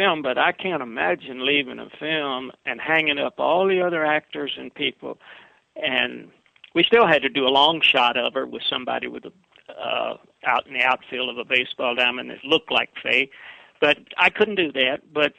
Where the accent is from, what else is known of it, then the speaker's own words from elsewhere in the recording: the South, United States; accent: Southern; also born or lived in Pennsylvania; now in Los Angeles, United States; I love the Southern accent. I can't give it up.